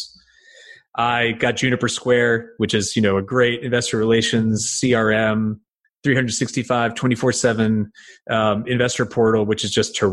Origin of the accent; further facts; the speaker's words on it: United States; also born or lived in Connecticut; I'm from New York